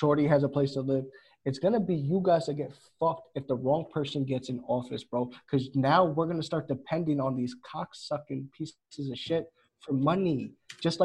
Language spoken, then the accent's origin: English; United States; also born or lived in California; me as an American